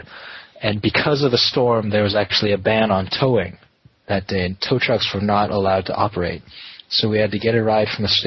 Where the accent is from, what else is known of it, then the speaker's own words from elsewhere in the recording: California, United States; I'm from California